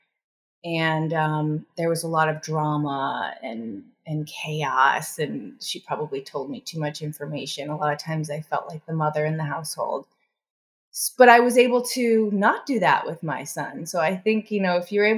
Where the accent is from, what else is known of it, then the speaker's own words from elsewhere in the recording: Chicago, Illinois, United States; I grew up in Chicago and the Midwest in the 80s